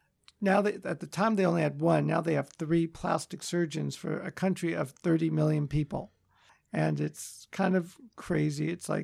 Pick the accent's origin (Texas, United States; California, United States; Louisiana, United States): California, United States; Los Angeles; also born or lived in Chicago; So I was born in Chicago, but grew up in Los Angeles in the Valley.